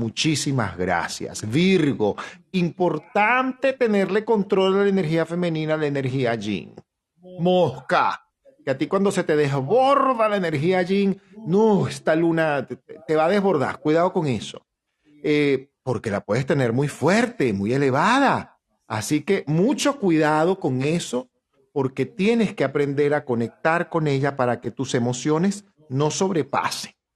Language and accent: Spanish; Venezuela; nosotros como venezolanos que somos